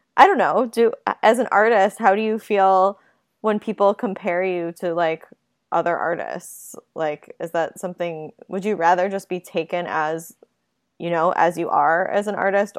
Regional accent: Buffalo, New York, United States; I'm from Buffalo, so I'm not exactly East Coast

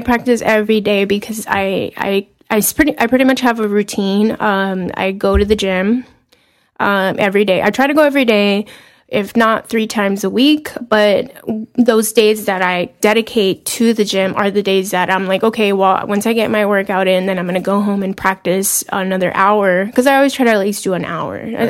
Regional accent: Los Angeles, California, United States; also born or lived in Seattle / Philadelphia; I'm from Boyle Heights, California. 10 minutes away from downtown LA.

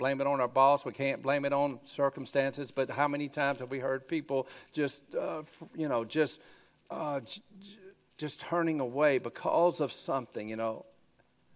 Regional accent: Grady, Alabama, United States; I grew up in Grady, Alabama, you know, going to church

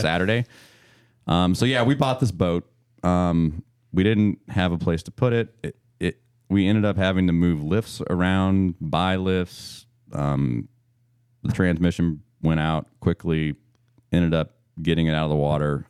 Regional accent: Missouri, United States; now in Maryland, United States; I'm born and raised in Missouri, and, uh, I grew up eating pork steak

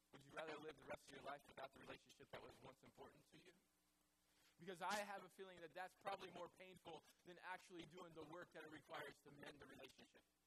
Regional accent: the Bible Belt, United States; I grew up in the Bible Belt

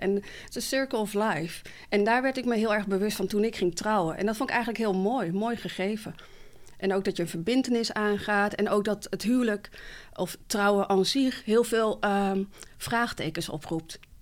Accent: Barneveld, Gelderland, Netherlands; also born or lived in Morocco; ik ben gewoon geboren in Marokko, getogen in Nederland, in Barneveld

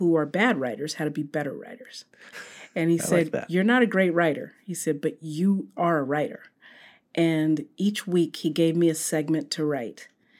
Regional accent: Sacramento, California, United States; No, I grew up in Northern California.

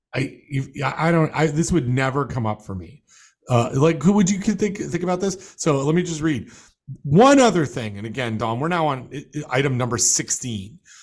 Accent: Toronto, Ontario, Canada; moved away; my hometown paper, uh, the fish wrap from, from Toronto

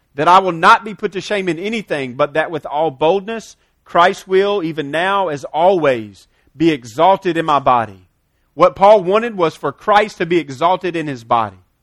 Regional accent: United States; we're American, because we live here in some level of comfortableness

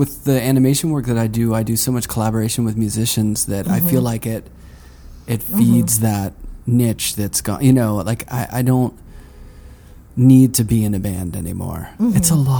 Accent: Pennsylvania, United States; We share a growing up in Pennsylvania

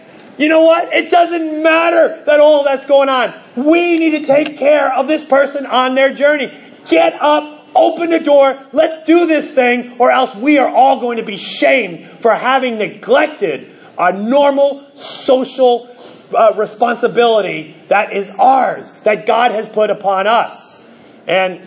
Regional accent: New Jersey, United States; moved away; I grew up in New Jersey

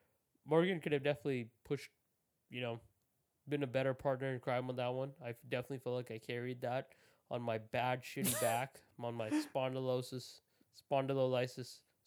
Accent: India; It was just me being Indian.

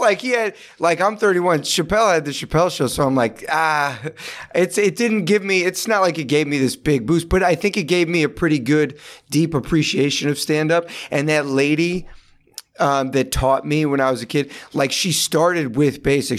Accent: Sandy Springs, Georgia, United States; moved away as an adult; also born or lived in Los Angeles; now in New York, United States; I grew up, yeah, in Sandy Springs

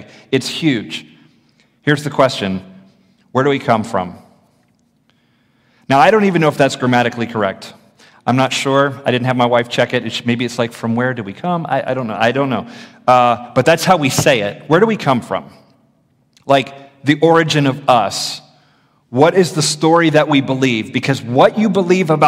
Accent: Florida, United States; I grew up in the public schools in Florida

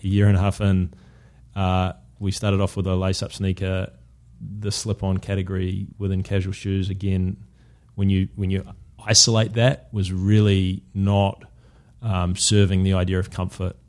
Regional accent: New Zealand; moved away as an adult; also born or lived in London, United Kingdom; now in United States; as a Kiwi to be able you know with a business based here to be able to go back to New Zealand

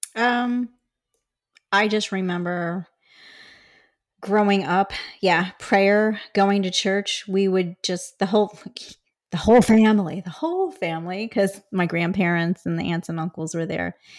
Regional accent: Chicago, Illinois, United States; born or raised there

